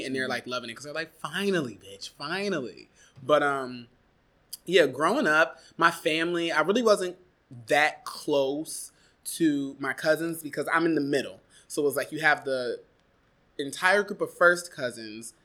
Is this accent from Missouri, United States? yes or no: no; Warrensville Heights, Ohio, United States; moved away as an adult; also born or lived in Eastern Pennsylvania; now in New York, United States; I was born in Cleveland, Ohio. More specifically, a part of the greater Cleveland area, Warrensville Heights, Ohio